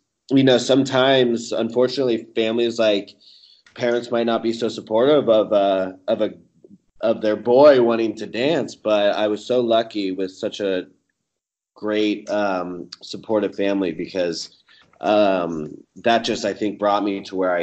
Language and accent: English; Kansas City, United States; moved away as an adult; now in Los Angeles, United States; I grew up in Kansas City.